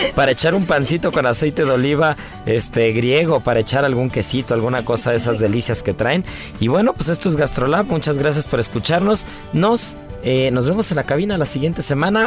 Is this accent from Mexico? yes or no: yes; Mexico; no solamente los cocineros y como cocineros, sino también como mexicanos